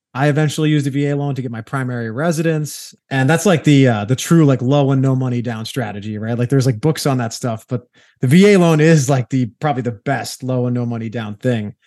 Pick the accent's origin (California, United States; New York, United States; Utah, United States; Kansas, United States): New York, United States; I'm a New Yorker by trade. That's where I, I hail from